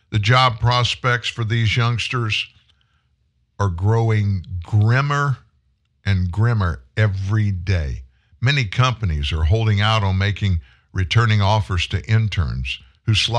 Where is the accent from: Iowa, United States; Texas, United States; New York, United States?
Texas, United States; Pasadena; now in Shreveport, United States; I was born in Pasadena, Texas. It's a Houston suburb